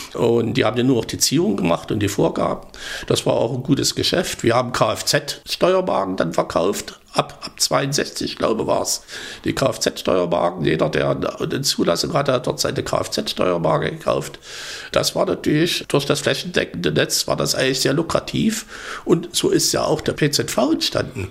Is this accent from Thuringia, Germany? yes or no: yes; Thuringia, Germany; bei uns in Thüringen